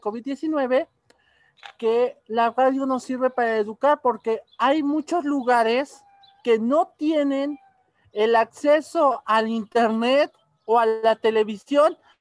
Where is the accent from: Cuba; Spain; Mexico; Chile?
Mexico; nosotros como mexicanos